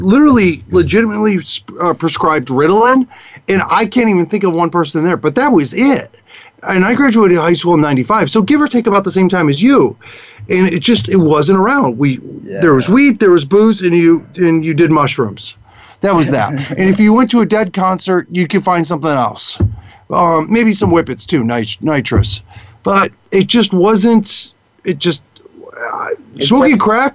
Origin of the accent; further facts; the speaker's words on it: Chicago, Illinois, United States; I grew up in Chicago, so just the north suburbs of Chicago